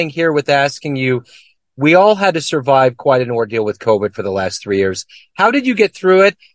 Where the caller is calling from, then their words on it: Kansas City, Missouri, United States; I'm coming from Kansas City, so we're landlocked here.